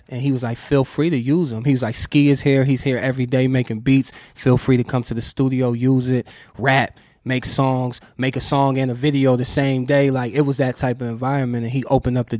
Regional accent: Ohio, United States; I'm from Ohio, a small town

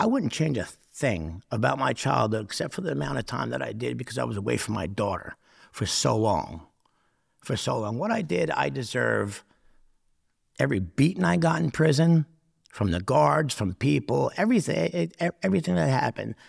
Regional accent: Newark, New Jersey, United States; growing up, uh, living in, living in poverty in Newark

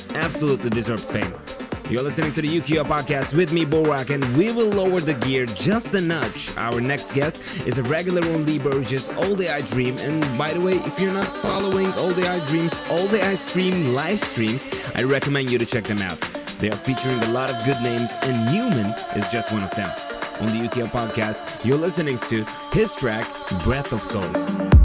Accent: Turkey; my hometown Turkey

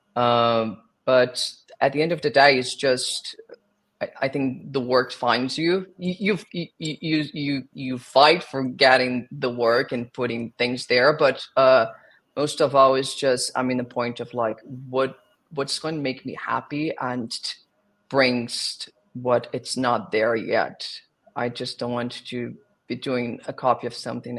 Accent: South Region, Brazil; English is a second language; moved away as an adult; also born or lived in Rio de Janeiro, Brazil; now in New York, United States; So I was born in Brazil. I was born in the south of Brazil, and then I moved to Rio de Janeiro when I was 12 to work with musical theater.

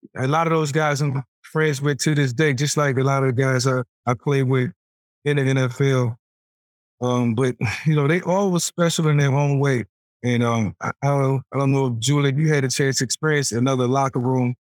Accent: Newport News, Virginia, United States; Being a, a kid from Newport News

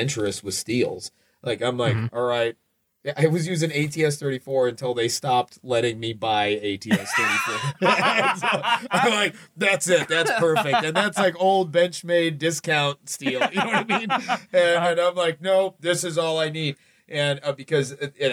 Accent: Arizona, United States; moved away; also born or lived in Colorado; I'm from Arizona, but I lived in Colorado

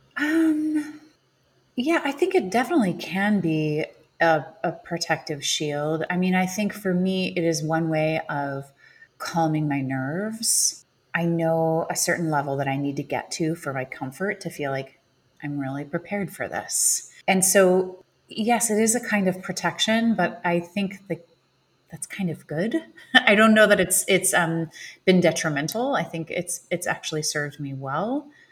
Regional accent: Illinois, United States; I grew up in Illinois

